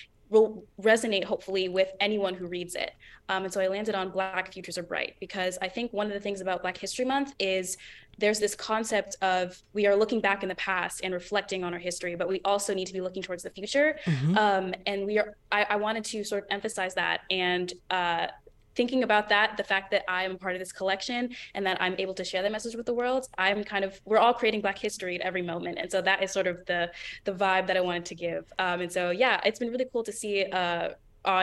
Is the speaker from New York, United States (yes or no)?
no; Oakland, California, United States; So I'm from Oakland. I went to Oakland School for the Arts for middle school and high school